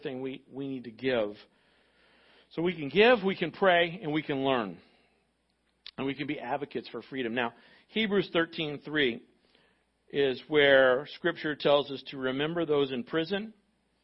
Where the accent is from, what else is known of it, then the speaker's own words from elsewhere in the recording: United States; as American Christians